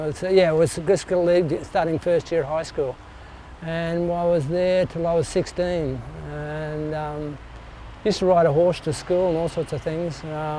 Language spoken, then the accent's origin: English; St Marys, New South Wales, Australia; also born or lived in Sydney / Randwick; I was first in Sydney till I was five, I think, six. And then we actually moved to a farm in St Mary's, which is just near Penrith, below the Blue Mountains there. And I was there till I was, I think, about 11.